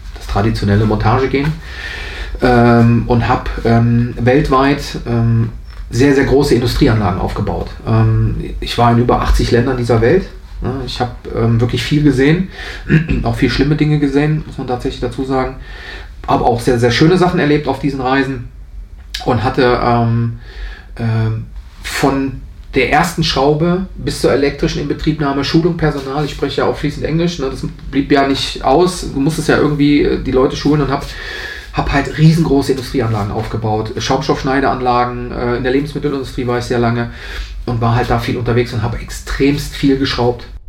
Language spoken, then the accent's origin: German; Aachen, North Rhine-Westphalia, Germany; accent: Rhenish; moved away; also born or lived in Nienburg; ich komme ja aus der Aachener Region